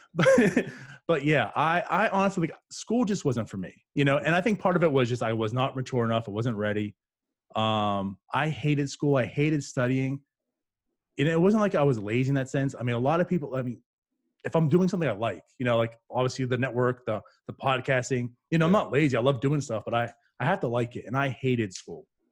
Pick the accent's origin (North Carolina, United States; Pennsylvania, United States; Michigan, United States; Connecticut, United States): Pennsylvania, United States; New Castle; moved away as an adult; also born or lived in New Brunswick, New Jersey / Piscataway, New Jersey; now in Jacksonville, United States; I was born there, but I always consider myself I grew up in Pennsylvania